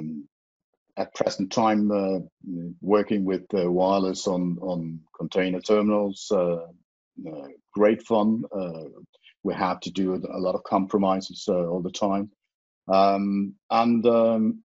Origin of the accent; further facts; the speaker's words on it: Faroe Islands; English is a second language; now in Denmark; I'm originally from the Faroe Islands